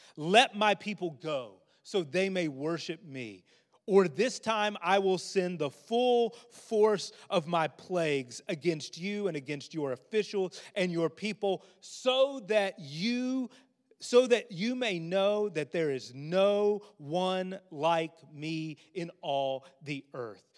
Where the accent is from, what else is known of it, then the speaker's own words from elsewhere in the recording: United States; As American Christians